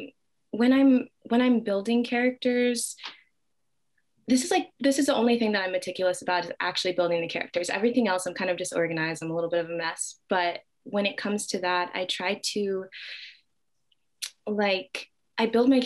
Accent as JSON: {"language": "English", "town": "Dallas", "region": "Texas", "country": "United States", "moved": "yes", "lives_now": "Brooklyn, United States", "said": "I am originally from Dallas, Texas"}